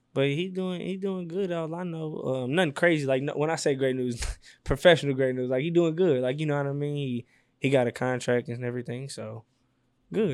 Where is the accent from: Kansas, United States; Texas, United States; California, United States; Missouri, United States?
Missouri, United States; St. Louis; I'm from the Lou